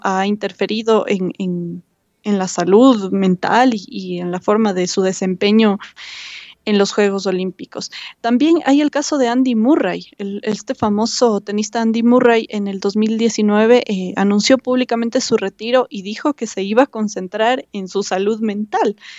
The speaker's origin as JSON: {"language": "Spanish", "country": "Ecuador", "said": "como ecuatorianos"}